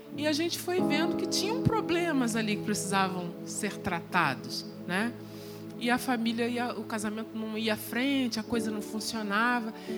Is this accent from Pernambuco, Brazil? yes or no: no; Belford Roxo, Rio de Janeiro, Brazil; uma igreja pequenininha, lá de Belfort Roxo, onde eu fui criada